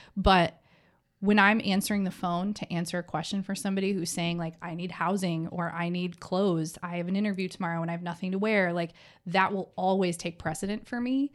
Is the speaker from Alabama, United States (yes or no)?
no; middle Michigan, United States; I grew up in a small farm town, surrounded by people that looked like me.